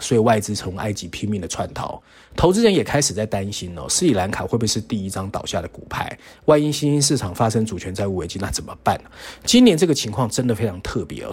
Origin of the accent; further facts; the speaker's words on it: Taiwan; 我们台湾人